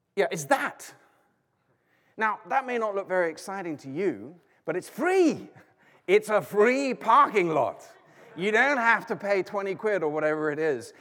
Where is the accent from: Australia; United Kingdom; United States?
United Kingdom; I'm British